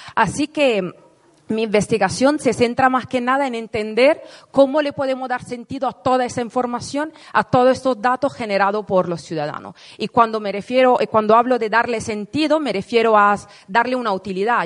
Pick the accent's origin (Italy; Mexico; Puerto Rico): Italy; Spanish is a second language; moved away as an adult; now in Madrid, Spain; yo soy italiana, me mudé hace 10 años aquí en Madrid para estudiar un máster en investigación.